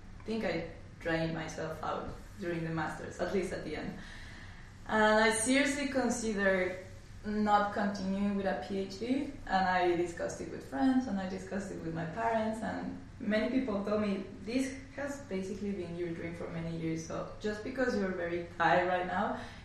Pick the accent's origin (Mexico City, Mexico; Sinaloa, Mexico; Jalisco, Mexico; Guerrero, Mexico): Mexico City, Mexico; moved away as an adult; now in Melbourne, Australia; I'm from Mexico City